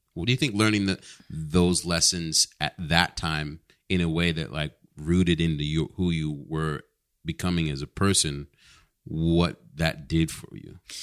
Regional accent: New York, United States; moved away; also born or lived in New England / Carlsbad, California; I grew up in New York and then, and also New England

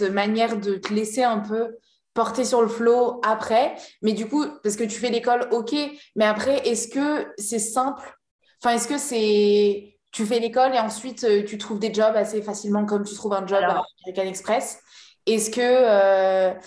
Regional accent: La Rochelle, Nouvelle-Aquitaine, France; je suis de La Rochelle

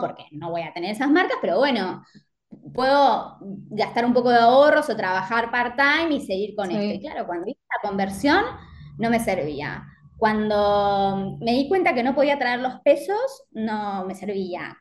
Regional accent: Mar del Plata, Buenos Aires Province, Argentina; moved away as an adult; now in Alicante, Spain; yo soy de Mar del Plata, pero viví los últimos años en Buenos Aires

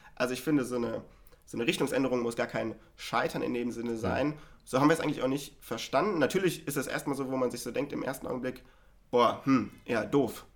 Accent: Hanover, Lower Saxony, Germany; moved away as an adult; now in Berlin, Germany; ich komme ja ursprünglich aus Hannover

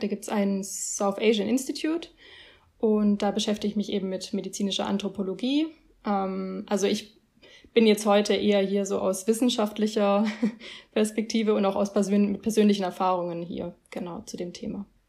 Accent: Germany; ich bin hier in Deutschland aufgewachsen

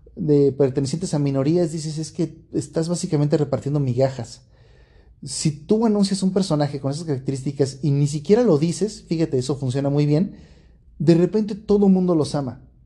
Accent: Mexico; yo como mexicano

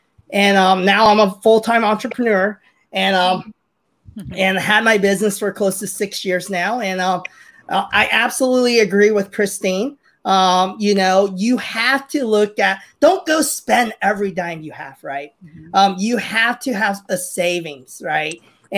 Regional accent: Hong Kong; now in United States; So I'm Chinese. I'm immigrant from Hong Kong to the U.S. and very typical Chinese race family, right? My mom and dad came here because 1997 happened. We knew China was going to take over Hong Kong, so we immigrated to the U.S.

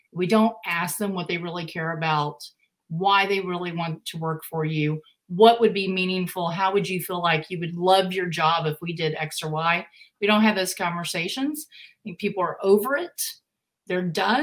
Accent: Texas, United States; I'm from Texas

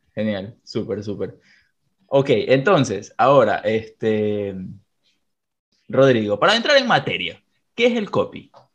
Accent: Ecuador; Aquí en Ecuador no ubico a nadie, que es de donde soy

